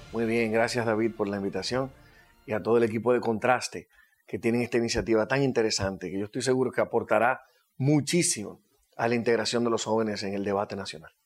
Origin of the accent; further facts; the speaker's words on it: Dominican Republic; como decimos dominicanos